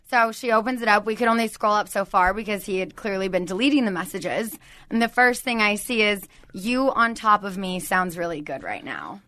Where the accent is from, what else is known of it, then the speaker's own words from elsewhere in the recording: Southern California, United States; I've never lived anywhere else. I'm from Southern California.